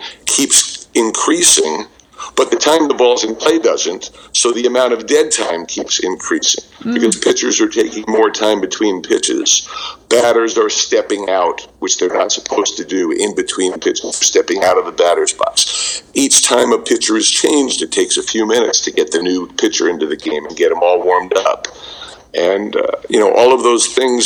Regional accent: New York City, New York, United States; I grew up in Brooklyn, and we played stickball in the schoolyard

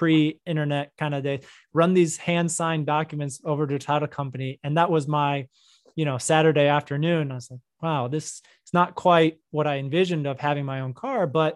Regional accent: North Texas, United States; also born or lived in New York / Florida; now in Dallas, United States; I grew up in North Texas. So, you know, I'd say I'm from here

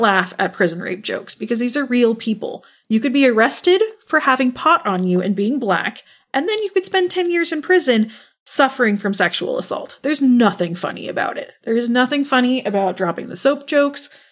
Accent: Texas, United States; born or raised there

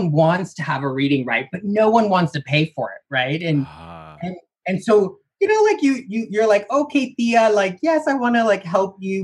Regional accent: Sacramento, California, United States; I'm originally from Sacramento.

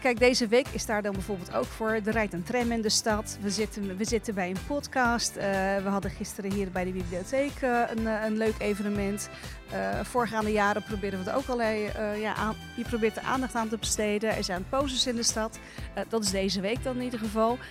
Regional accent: Rotterdam, South Holland, Netherlands; ik heb een Turkse achtergrond, Turkse ouders. En die spraken de taal niet zo goed. En ik ben opgegroeid in Rotterdam

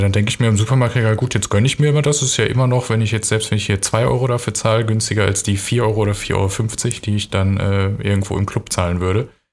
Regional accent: North Rhine-Westphalia, Germany; moved away as an adult; also born or lived in Hamburg / Hannover / Augsburg; ich komme aus Nordrhein-Westfalen und ähm, bei uns ist es schon so, dass es ein, zum Beispiel ein starkes Krombacher Gebiet ist

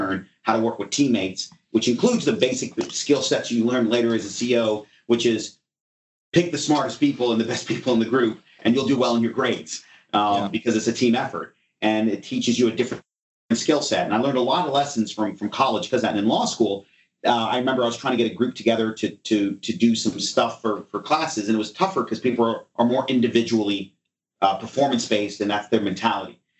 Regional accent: Alexandria, Virginia, United States; also born or lived in Manhattan, Kansas / California / New Jersey / Ohio; when I was like 8 or 9 years old, we settled in the Washington area. So, you know, I call Washington home. And so kind of went to the local high school there in Washington in a place called Alexandria, Virginia.

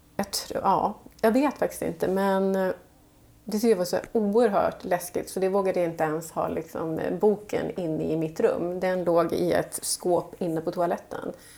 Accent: Falun, Dalarna County, Sweden; de flesta av oss som jobbar med magasinet vi är från Falun, Dalarna

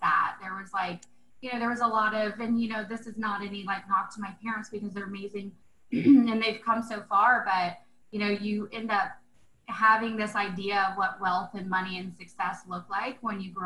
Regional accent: Central Florida, United States; moved away; I grew up in a really small town, actually born and raised in Central Florida.

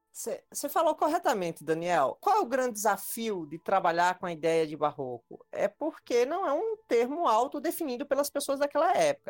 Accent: Ceará, Brazil; also born or lived in Paraíba / Minas Gerais; now in Brasília, Brazil; eu sou um paraíba cearense, eu nasci no Ceará, mas Fiz minha formação acadêmica toda na Paraíba

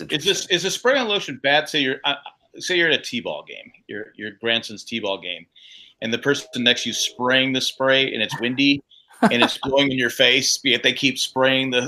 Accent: San Diego, California, United States; growing up in Cal, you know, San, San Diego, it's sunny year round

